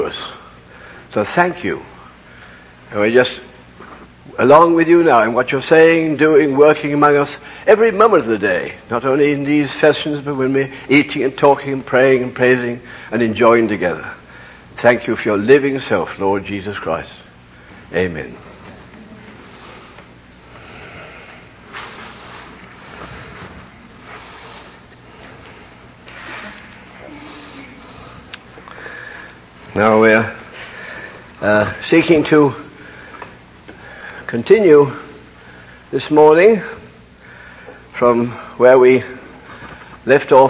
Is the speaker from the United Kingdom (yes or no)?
yes; United Kingdom; I can't help being British.